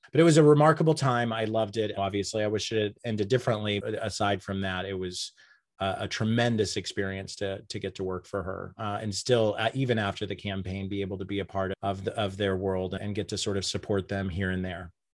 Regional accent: Enid, Oklahoma, United States; moved away as an adult; now in New York City, United States; I grew up in Enid, Oklahoma.

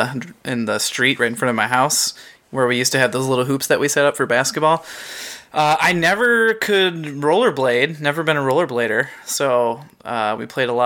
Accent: Michigan, United States; I'm from Michigan

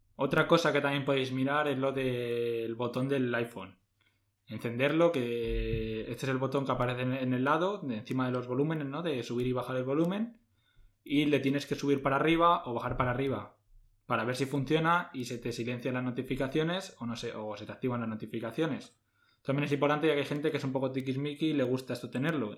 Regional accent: Madrid, Community of Madrid, Spain; nosotros somos de Madrid

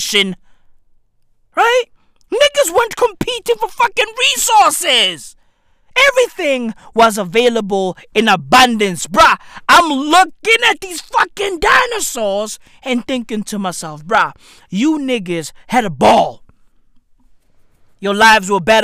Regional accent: East Rand, Johannesburg, Gauteng, South Africa; I'm from the East Rand of Johannesburg, South Africa.

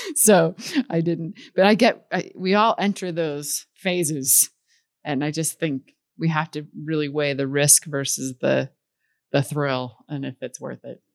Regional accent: Midwest, United States; I grew up in the Midwest, and there was, you know, a lake there

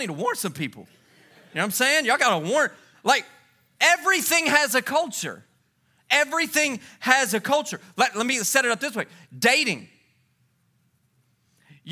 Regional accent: Louisiana, United States; now in Texas, United States; I grew up in Louisiana

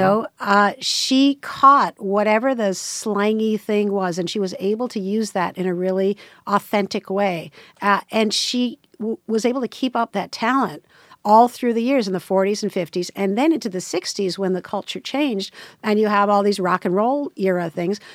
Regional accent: New York City, New York, United States; I grew up in New York City

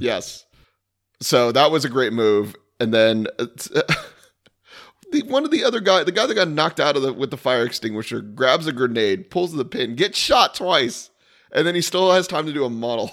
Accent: Daytona Beach, Florida, United States; me growing up around Daytona

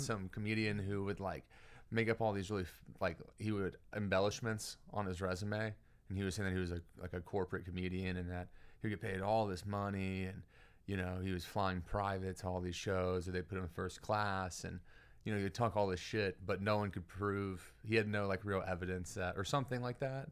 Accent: Beaumont, Texas, United States; now in Houston, United States; I grew up in Beaumont and then moved to Houston when I was, like, twenty-three

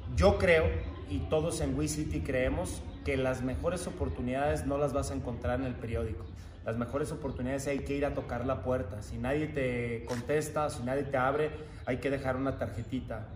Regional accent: Guadalajara, Jalisco, Mexico; soy de Guadalajara, Jalisco

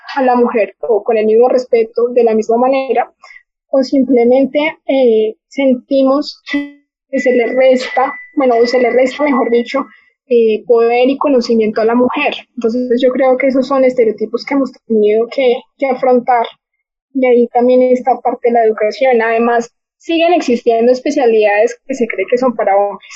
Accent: Manizales, Caldas, Colombia; moved away as an adult; now in Bogotá, Colombia; soy de Manizales, y vivo en Bogotá hace ya dos años

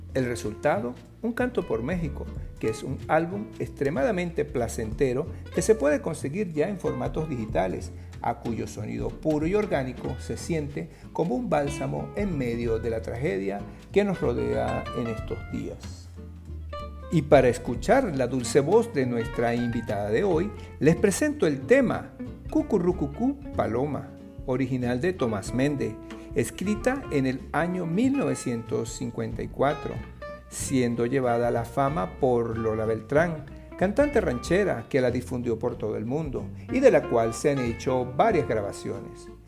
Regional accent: Venezuela; nuestra venezolanidad

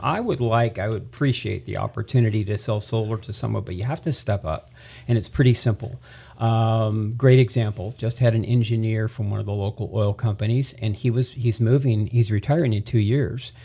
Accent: Tehachapi, California, United States; also born or lived in Central Valley, California; I'm a native. I'm originally from Tehachapi

